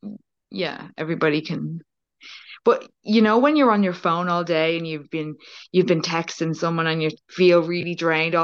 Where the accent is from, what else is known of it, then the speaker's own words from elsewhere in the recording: Ireland; I am Irish, but I'm in Ireland